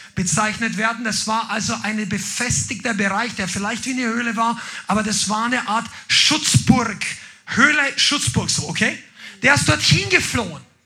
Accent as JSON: {"language": "German", "area": "Upper Palatinate", "region": "Bavaria", "country": "Germany", "said": "Also das ist der Ort, wo ich herkomme. Das ist so ein Regierungsbezirk."}